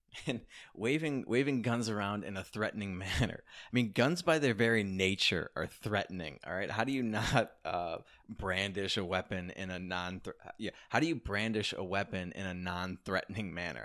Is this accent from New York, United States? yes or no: no; Chicago, Illinois, United States; Chicago, my hometown